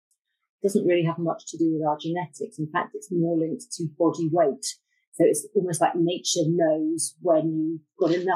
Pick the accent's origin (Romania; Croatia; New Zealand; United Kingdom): United Kingdom; Bath, South West England; moved away; I was brought up in Bath